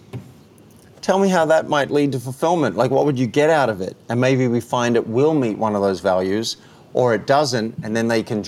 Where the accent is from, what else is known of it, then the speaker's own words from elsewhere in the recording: Cessnock, New South Wales, Australia; moved away as an adult; also born or lived in Park Avenue, New York; You're like me growing up in Australia